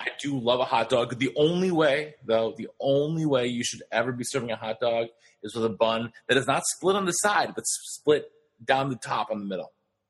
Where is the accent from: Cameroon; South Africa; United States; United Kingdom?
United States; Los Angeles, California; I was from Los Angeles, California, and then I ended up moving there.